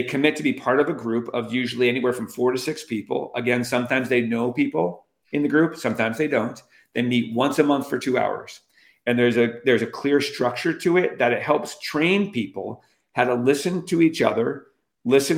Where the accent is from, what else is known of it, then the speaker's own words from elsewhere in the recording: Albany, New York, United States; I'm from Albany, New York.